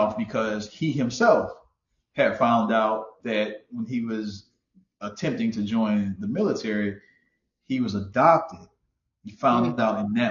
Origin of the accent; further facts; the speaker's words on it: Houston, Texas, United States; I'm from Houston, Texas